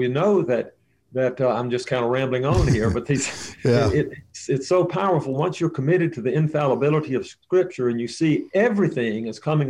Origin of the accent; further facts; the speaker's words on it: Mississippi, United States; I grew up in Mississippi.